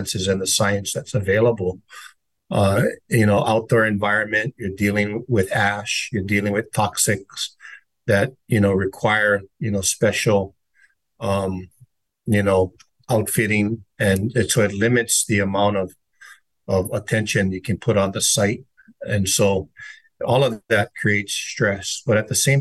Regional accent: Native Hawaiian, United States; I am Native Hawaiian

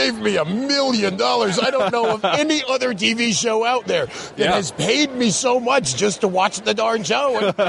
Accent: Indianapolis, Indiana, United States; I'm from here in Indianapolis, Indiana.

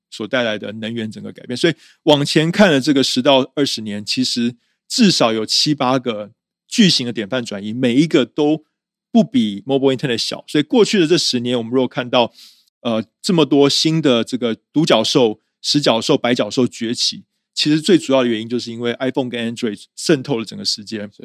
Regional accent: Taiwan; also born or lived in United States; 我是台湾人

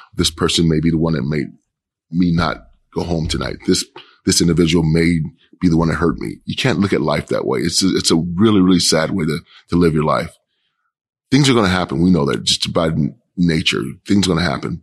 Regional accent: Kansas City, Kansas, United States; moved away as an adult; now in Portland, United States; I grew up in Kansas City, Kansas.

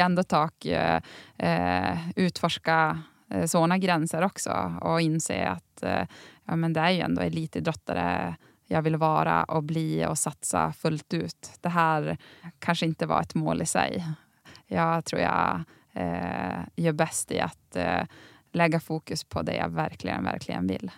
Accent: Tärendö, Norrbotten County, Sweden; under uppväxten i Tärendö

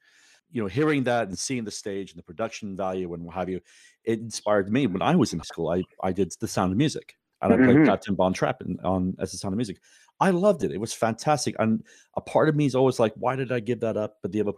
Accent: United Kingdom; moved away; So I grew up in Great Britain, obviously.

